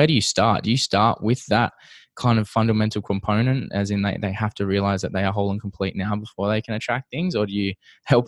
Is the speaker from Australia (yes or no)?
yes; Perth, Western Australia, Australia; now in Toronto, Canada; I'm from Perth, Western Australia, which is quite a small city compared to where I am now, which is Toronto